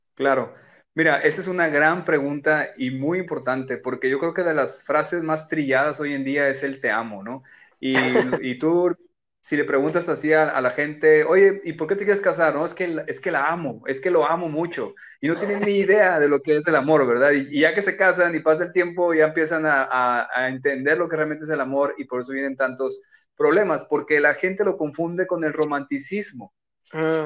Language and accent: Spanish; Culiacán, Sinaloa, Mexico; moved away as an adult; also born or lived in Tijuana / Rosarito; yo soy de Culiacán, eh, vivo en Culiacán